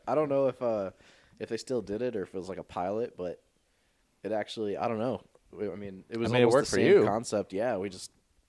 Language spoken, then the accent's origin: English; Michigan, United States; moved away as an adult; now in South Bend, United States; I was born and raised in Michigan. Like, I got my license here